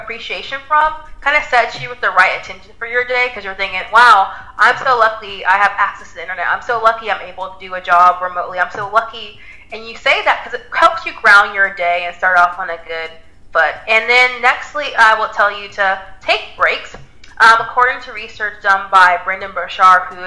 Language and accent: English; the Bay Area, California, United States; I was the only one working out of California. I'm from the Bay Area.